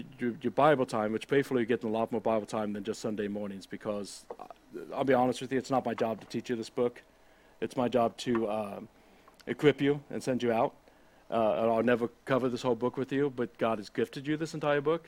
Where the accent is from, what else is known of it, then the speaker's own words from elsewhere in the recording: United States; I'm an American.